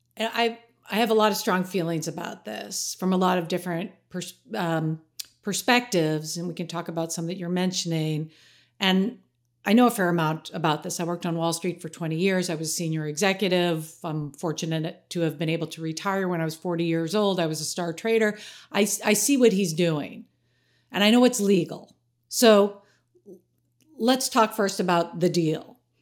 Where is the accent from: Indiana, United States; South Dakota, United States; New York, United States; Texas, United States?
New York, United States; I'm a New Yorker